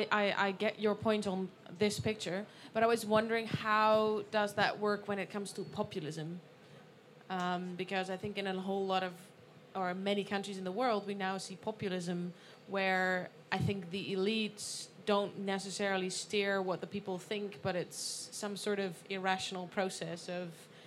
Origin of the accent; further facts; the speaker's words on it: Netherlands; I'm from the Netherlands.